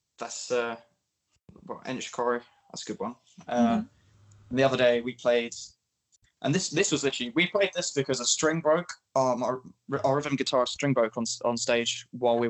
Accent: Milton Keynes, South East England, United Kingdom; from Milton Keynes, the scene there is predominantly metal bands.

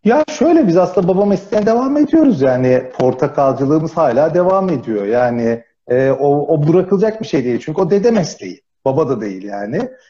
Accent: Finike, Antalya, Turkey; Yani Antalya'da büyüdüm o anlamda.

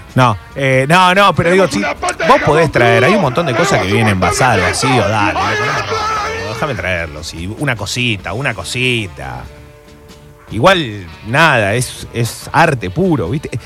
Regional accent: Corrientes, Argentina; como buen correntino

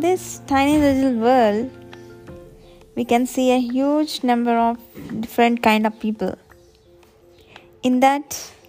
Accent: Hyderabad, Telangana, India; English is a second language; Basically, I'm from Hyderabad. I'm a BTech graduate, currently working for a government organization.

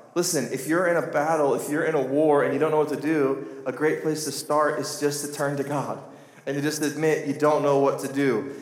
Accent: United States; I'm from Carter County

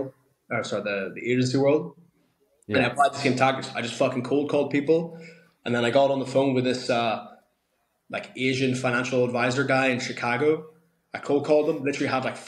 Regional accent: Ireland; growing up in Ireland, all the sports are tough

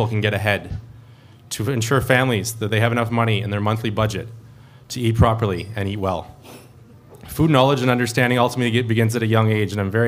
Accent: Timmins, Ontario, Canada; I was born and raised here in Timmins.

